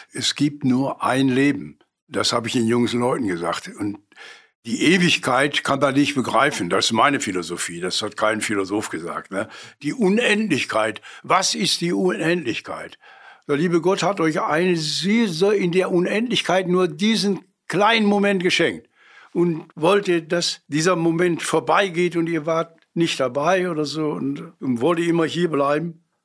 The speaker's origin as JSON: {"language": "German", "town": "Essen", "region": "North Rhine-Westphalia", "country": "Germany", "tie": "born or raised there", "said": "Ich bin in Altenessen groß geworden mit vielen Kindern um mich herum"}